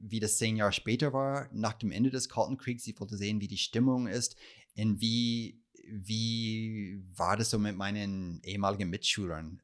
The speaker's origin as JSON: {"language": "German", "region": "California", "country": "United States", "tie": "born or raised there", "also_born_or_lived": "New York", "second_language": "German", "moved": "as an adult", "lives_now": "Berlin, Germany", "said": "habe auch bei der Zeitung in meiner Heimatstadt in Kalifornien gearbeitet"}